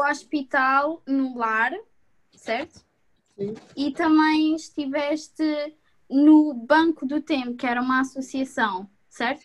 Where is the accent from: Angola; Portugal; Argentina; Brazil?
Portugal; Algarve; sou do Algarve